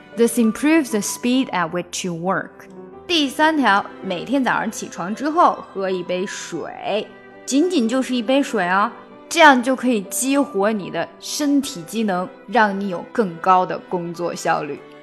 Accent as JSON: {"language": "Chinese", "country": "China", "said": "我们中国人"}